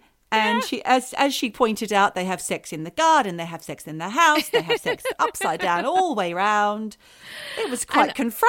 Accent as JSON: {"language": "English", "country": "Australia", "said": "But I feel like we're allowed because we are fucking Australian."}